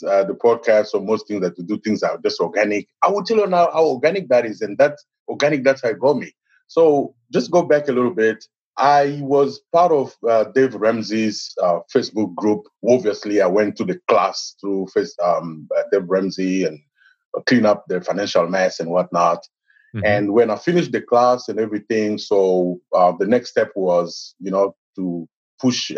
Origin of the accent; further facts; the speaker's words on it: DR Congo; moved away as an adult; now in United States; I am originally from Congo, Democratic Republic of Congo in Africa. I came in the United States in 2011, about 8 years ago